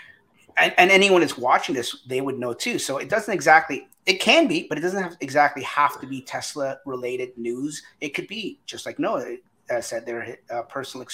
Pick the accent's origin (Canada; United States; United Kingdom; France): Canada; we're all Canadian